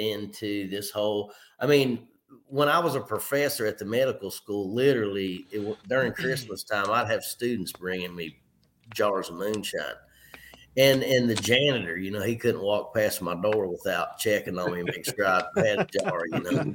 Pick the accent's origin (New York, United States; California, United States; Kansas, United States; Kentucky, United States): Kentucky, United States; Clinton County, south central; also born or lived in Covington, Kentucky / Pikeville, Kentucky; i graduated from clinton county high school shout out to my hometown there in south central kentucky